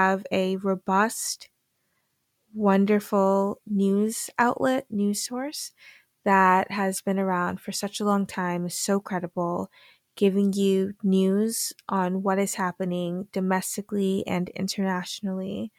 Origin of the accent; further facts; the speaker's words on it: Massachusetts, United States; accent: American; also born or lived in Gambia; So we settled in Massachusetts, have been there ever since